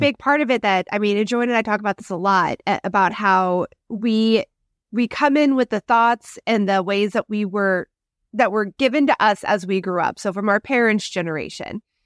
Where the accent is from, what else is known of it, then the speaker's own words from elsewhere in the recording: Midwest, United States; moved away; I grew up in the Midwest